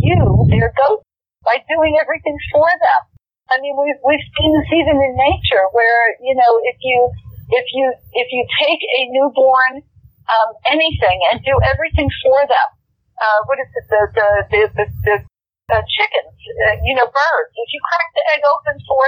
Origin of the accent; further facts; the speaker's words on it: New York, United States; I'm a New Yorker from way back